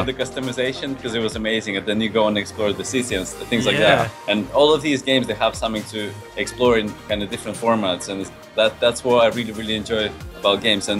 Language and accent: English; Latvia; now in London, United Kingdom; Like, I'm from Latvia.